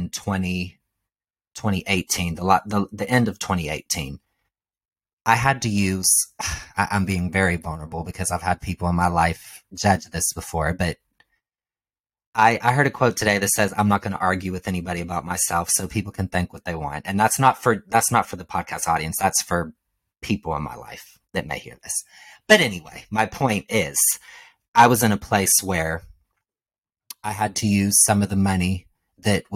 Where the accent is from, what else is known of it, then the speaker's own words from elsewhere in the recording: Ohio, United States; now in Los Angeles, United States; I'm from Ohio